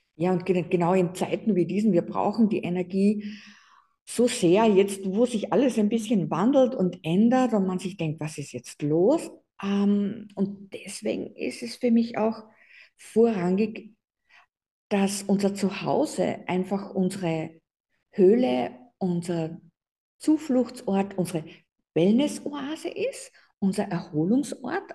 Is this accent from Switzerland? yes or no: no; Austria; bei uns in Österreich